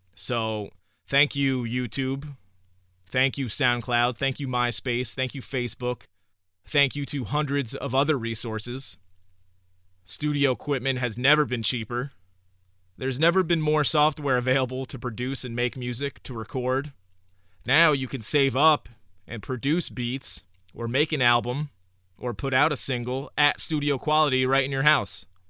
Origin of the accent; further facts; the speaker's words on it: Newburgh, New York, United States; also born or lived in Oneonta, New York; I grew up in Newburgh, New York, which is, uh, in the Hudson Valley area